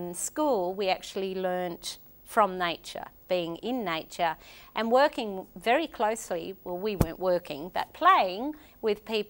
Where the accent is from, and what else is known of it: northern Queensland, Australia; born or raised there; also born or lived in Lae, Papua New Guinea